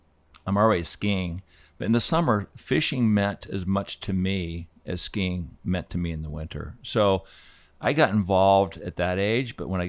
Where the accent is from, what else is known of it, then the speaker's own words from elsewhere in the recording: Laramie, Wyoming, United States; also born or lived in Fort Collins, Colorado / Aspen, Colorado; I was born in Fort Collins, Colorado. And then we grew up in Laramie for about 7 years before, or 6 years before we moved to Aspen. But I was born in Colorado.